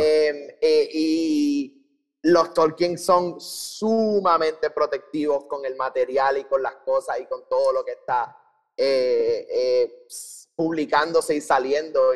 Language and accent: Spanish; Puerto Rico; nosotros eh, nacimos y crecimos en Puerto Rico